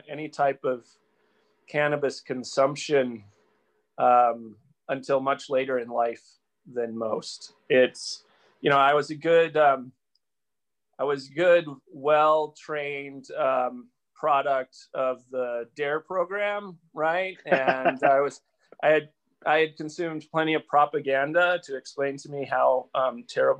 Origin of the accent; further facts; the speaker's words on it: Albuquerque, New Mexico, United States; moved away; also born or lived in Detroit, Michigan / Los Alamos, New Mexico; I was actually born just outside of Detroit, Michigan, but grew up in Albuquerque, New Mexico, Los Alamos and Albuquerque